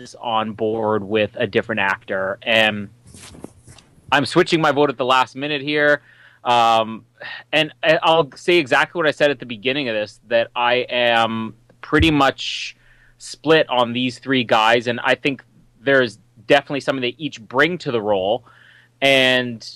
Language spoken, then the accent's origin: English; Winnipeg, Manitoba, Canada; my hometown, Winnipeg